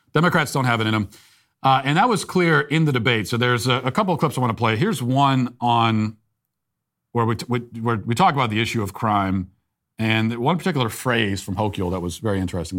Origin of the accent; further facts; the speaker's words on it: United States; I'm an American